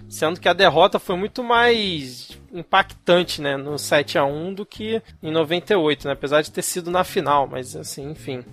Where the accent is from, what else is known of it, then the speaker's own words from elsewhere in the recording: Brazil; nós brasileiros